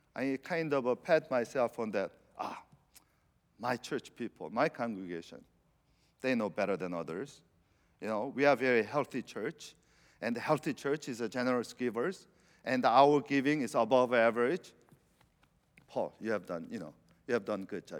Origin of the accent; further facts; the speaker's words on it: Venezuela; moved away; I'm from South America